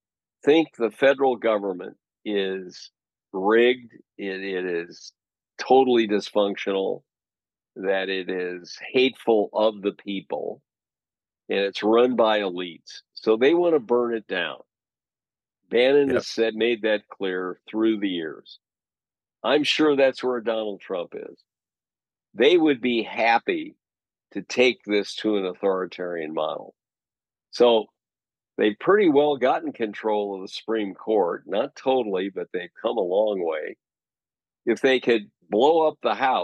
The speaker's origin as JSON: {"language": "English", "region": "Missouri", "country": "United States", "said": "I'm from Missouri"}